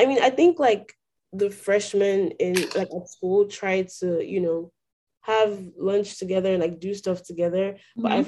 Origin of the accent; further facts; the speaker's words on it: Nigeria; moved away as an adult; now in Houston, United States; I grew up in Nigeria